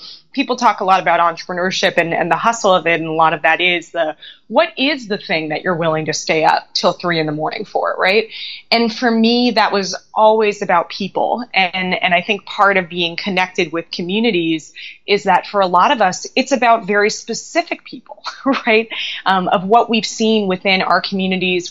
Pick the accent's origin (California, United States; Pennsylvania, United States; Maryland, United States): California, United States; Los Angeles; I grew up in Los Angeles.